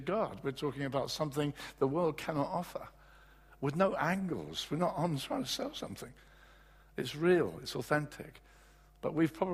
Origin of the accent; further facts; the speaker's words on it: England, United Kingdom; as English guys